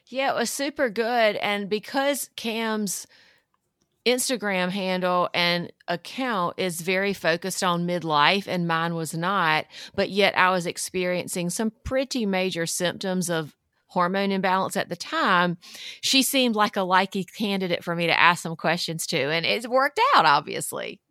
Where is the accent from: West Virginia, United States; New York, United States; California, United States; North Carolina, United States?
North Carolina, United States; I grew up in North Carolina in the South, um, very traditional Southern household